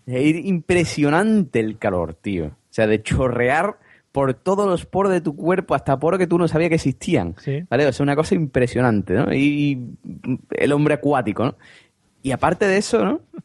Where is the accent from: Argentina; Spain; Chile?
Spain; Vejer de la Frontera, Andalusia; also born or lived in United Kingdom; de Cádiz, sí, sí, de un pueblo que se llama Vejer de la Frontera